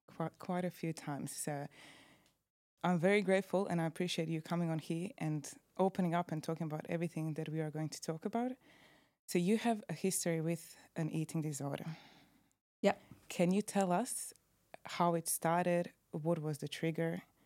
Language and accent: English; Croatia; Croatia. In my hometown